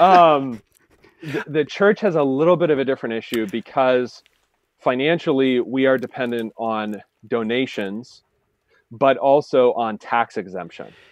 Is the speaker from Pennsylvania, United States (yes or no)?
yes; Appalachian Pennsylvania, United States; where I'm from, just to be clear, we don't have the Amish because it's Appalachia